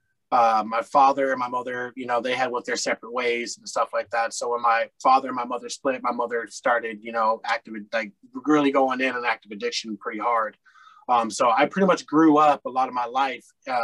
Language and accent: English; Colorado, United States; moved away as an adult; now in Topeka, United States; I was born in Topeka, Kansas, at a very young age. I moved to Colorado. I spent a lot of my time in Colorado, probably 34, 35 plus years there. So I tend to call Colorado home